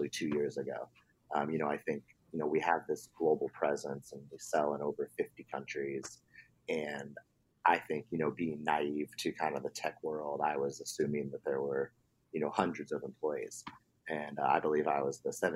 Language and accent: English; Oregon, United States; also born or lived in Alabama; now in San Francisco Bay Area, United States; I grew up in Oregon